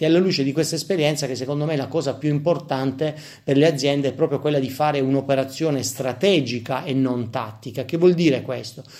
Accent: Apulia, Italy; essendo pugliesi come me

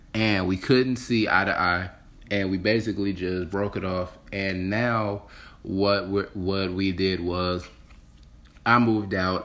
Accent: Detroit, Michigan, United States; I got back into Detroit, my hometown

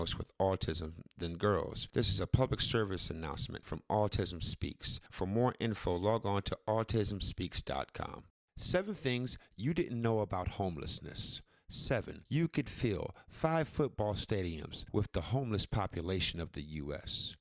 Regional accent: Cleveland, Ohio, United States; I'm from Ohio

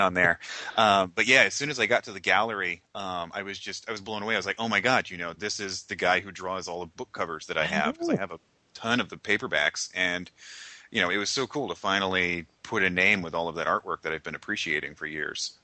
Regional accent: Sonoma County, California, United States; I grew up in Sonoma County and that's where Petaluma is.

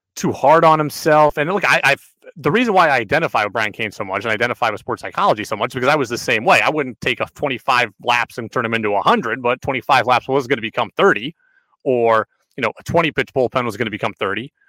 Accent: Albany, New York, United States; I grew up in Albany, so I know Coach Mueller at U Albany

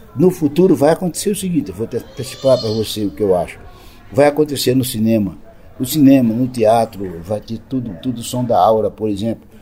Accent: Lagoa da Canoa, Alagoas, Brazil; na minha terra, eu com meus sete para oito anos, aquela criança que já nasceu curiosa

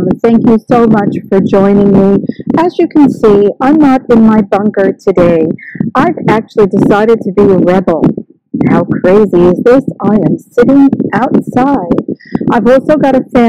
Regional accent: New York, United States; now in Australia; I'm from New York

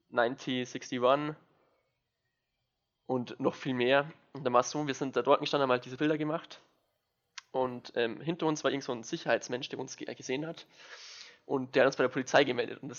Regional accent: Bavaria, Germany; Ich bin aus Niederbayern, nicht aus der Oberpfalz.

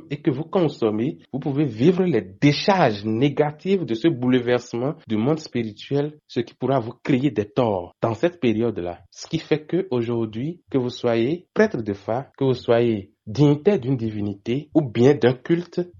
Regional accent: Benin; Donc en tant que Béninois, nous devons célébrer notre manière.

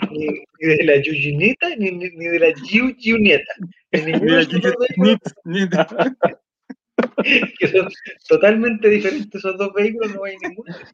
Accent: San Carlos de Apoquindo, Santiago Metropolitan Region, Chile; nacida y criada en San Carlos de Poquindo, igual, no sé nada de la vida.

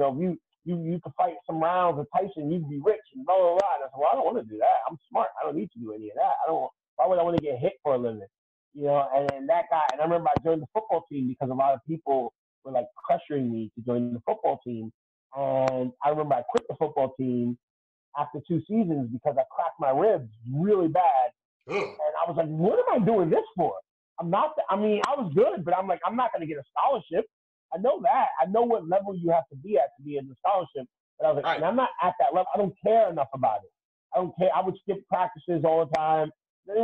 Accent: New York City, New York, United States; I'm from the South Bronx. And I've always sounded like this

